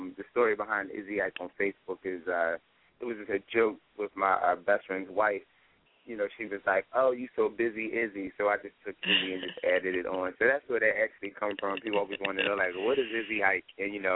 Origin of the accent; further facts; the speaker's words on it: Philadelphia, Pennsylvania, United States; born and raised in Philadelphia